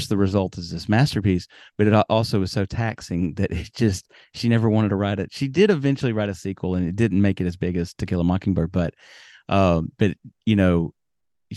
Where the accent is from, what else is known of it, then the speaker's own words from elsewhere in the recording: Alabama, United States; where I grew up in Alabama